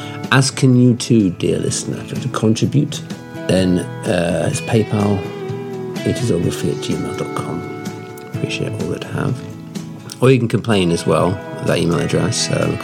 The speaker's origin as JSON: {"language": "English", "country": "Australia", "said": "I'm Australian, mate. I've only got a vocabulary of 120 words."}